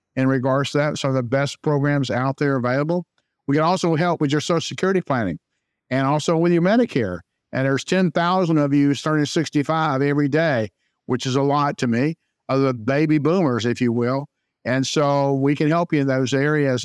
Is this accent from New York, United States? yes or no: no; Jacksonville, Florida, United States; also born or lived in Saint Augustine, Florida; I was born and raised in Jacksonville, Florida